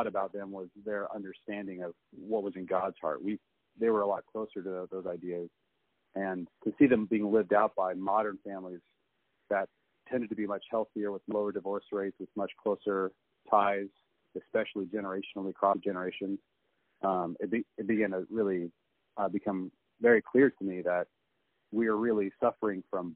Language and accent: English; Seattle, Washington, United States; I was raised in the Seattle area